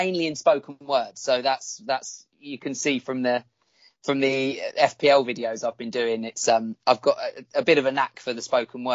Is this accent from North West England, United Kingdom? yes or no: no; Derby, East Midlands, United Kingdom; also born or lived in Stevenage; I was born in Stevenage before I moved up to Derby